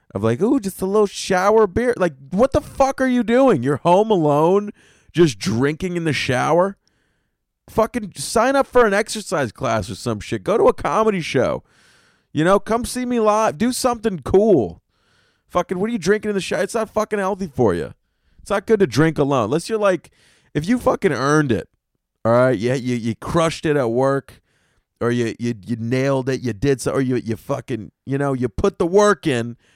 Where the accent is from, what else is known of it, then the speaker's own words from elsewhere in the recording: the South, United States; now in New York City, United States; I grew up in the South, man. Down South, my McDonald's had a fucking electronic fireplace in it